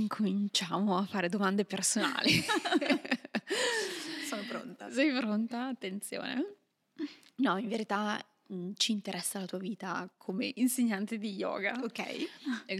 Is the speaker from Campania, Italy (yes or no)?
no; Milan, Lombardy, Italy; moved away as an adult; io, mm, pur essendo milanese, sì. ho, lasciato, ho, lasciato, l'Italia tanti tanti anni fa